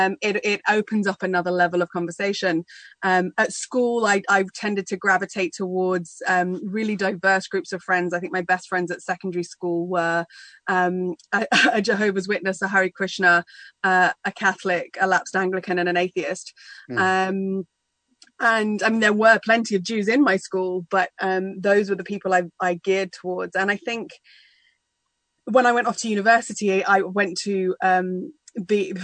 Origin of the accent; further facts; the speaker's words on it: United Kingdom; I grew up just outside London in a small English village